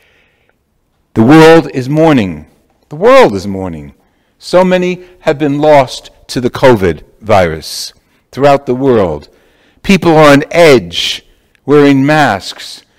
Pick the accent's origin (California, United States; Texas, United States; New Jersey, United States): New Jersey, United States; Jersey City; now in Roosevelt Island, United States; I'm from Jersey City.